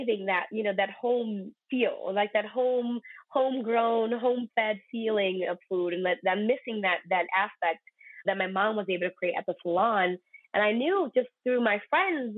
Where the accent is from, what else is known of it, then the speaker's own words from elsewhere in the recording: New York, United States; being from born and raised in New York